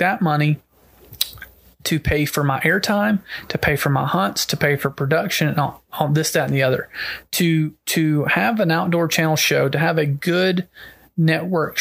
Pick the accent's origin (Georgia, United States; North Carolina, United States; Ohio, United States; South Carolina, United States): Georgia, United States; my home state, I was born and raised here